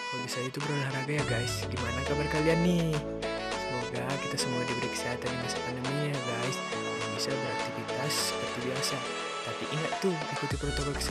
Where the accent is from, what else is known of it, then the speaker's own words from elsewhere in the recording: Kabanjahe, North Sumatra, Indonesia; Umur saya 18 tahun, asal dari Kaban Jahe, Kabupaten Karo, Sumatera Utara.